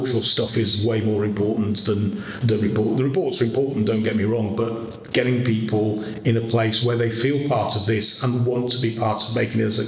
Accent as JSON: {"language": "English", "town": "Harrogate", "region": "Yorkshire and the Humber", "country": "United Kingdom", "tie": "born or raised there", "said": "I was born in Harrogate and spent my early years then at a cafe called Betty's"}